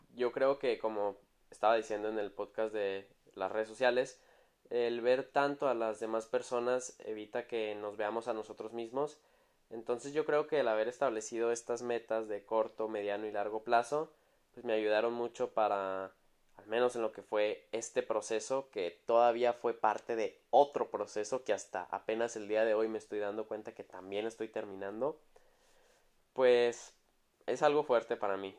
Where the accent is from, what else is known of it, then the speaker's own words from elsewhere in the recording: Mexico; moved away as an adult; also born or lived in Milan, Italy; antes de regresar a México